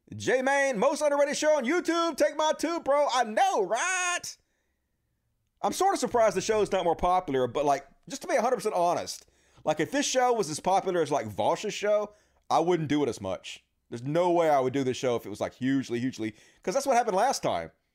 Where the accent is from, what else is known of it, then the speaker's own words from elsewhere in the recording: Mississippi, United States; I'm from Mississippi